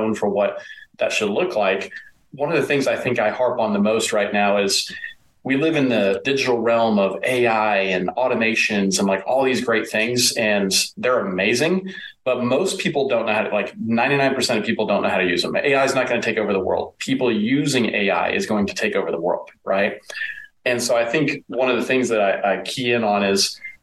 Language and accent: English; East Texas, United States; I grew up in East Texas.